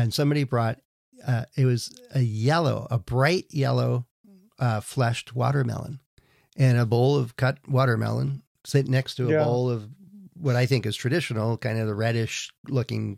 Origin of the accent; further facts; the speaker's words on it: California, United States; I'm from California